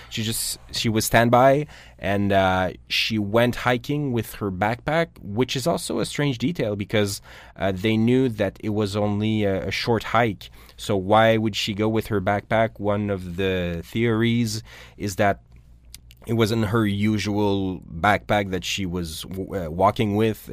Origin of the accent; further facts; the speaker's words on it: Canada; we're Canadian